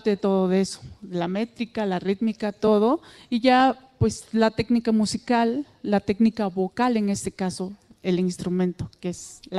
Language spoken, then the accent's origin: Spanish; San Miguel el Grande, Oaxaca, Mexico; first language Mixtec; Spanish is a second language; Villa Guadalupe Victoria, San Miguel el Grande, Tlajiaco, el estado de Oaxaca. Ah, Sí, es una comunidad muy aislada y es hace muchísimo frío